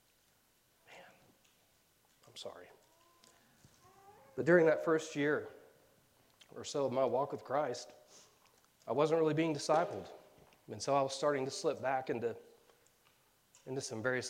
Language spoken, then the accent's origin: English; Tulsa, Oklahoma, United States; moved away as an adult; my hometown of Tulsa